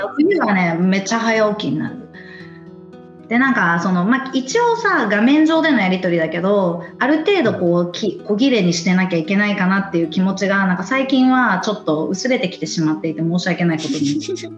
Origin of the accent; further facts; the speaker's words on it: Japan; moved away as an adult; now in United Kingdom; 生まれ育ちは完全に日本なんですよ。うん、で、大人になって、それこそ30超えていきなりイギリスに来て